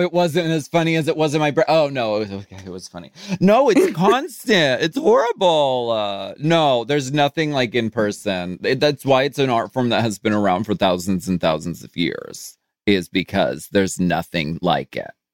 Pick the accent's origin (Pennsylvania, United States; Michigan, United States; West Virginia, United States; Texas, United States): Pennsylvania, United States; Erie; moved away; I grew up in Erie, Pennsylvania